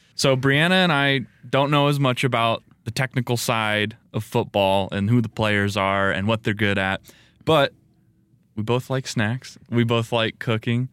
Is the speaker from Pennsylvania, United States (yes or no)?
no; Las Vegas, Nevada, United States; I grew up in Vegas. That's my hometown